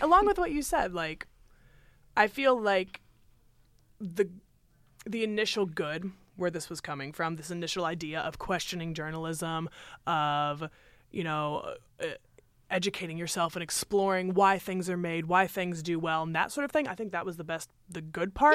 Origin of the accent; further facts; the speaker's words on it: United States; as American citizens